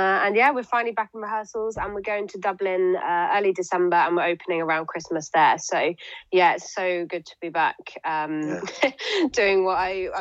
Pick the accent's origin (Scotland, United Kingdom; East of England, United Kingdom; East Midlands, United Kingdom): East Midlands, United Kingdom; Northamptonshire; I was brought up in Northamptonshire, so not on the south coast of Wales, but I've got a very like nice, strong connection there.